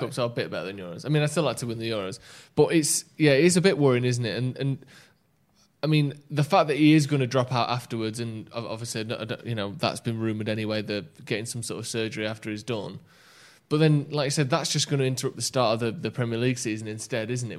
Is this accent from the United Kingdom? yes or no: yes; England, United Kingdom; I've lived here on my life